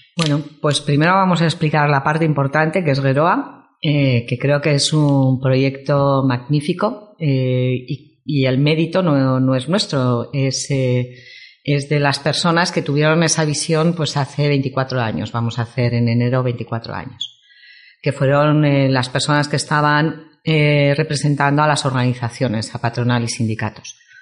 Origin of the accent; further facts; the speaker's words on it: Vitoria-Gasteiz, Basque Country, Spain; moved away as an adult; also born or lived in Madrid; now in San Sebastián, Spain; soy de Vitoria